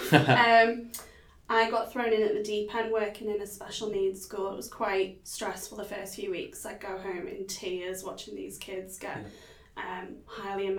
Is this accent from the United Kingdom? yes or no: yes; Liverpool, North West England, United Kingdom; now in Perth, Australia; I'm from Liverpool in the UK. Anybody from Liverpool is known as a Scouser